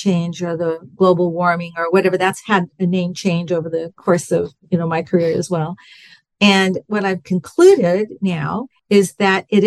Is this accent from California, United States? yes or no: yes; Southern California, United States; moved away as an adult; also born or lived in Bakersfield, California; I'm from California, from Southern California